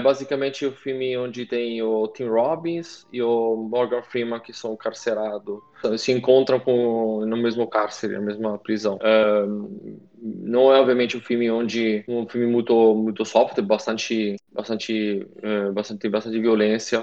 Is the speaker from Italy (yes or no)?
yes; Italy; dois ou três filmes que marcaram na minha infância, fora do Brasil, na Itália